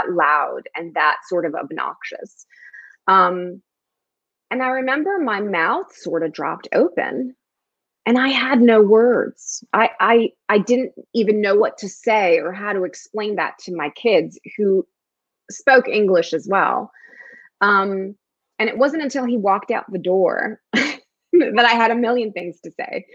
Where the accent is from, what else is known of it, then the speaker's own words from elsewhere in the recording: Newark, New Jersey, United States; first language Spanish; English is a second language; also born or lived in New York; I was born in Newark, New Jersey, and lived in a very ethnic neighborhood